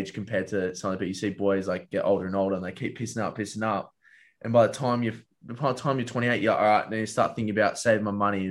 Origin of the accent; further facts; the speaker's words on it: Perth, Western Australia, Australia; moved away as an adult; now in Sydney, Australia; Moving away from home, like, big city, going from Perth to here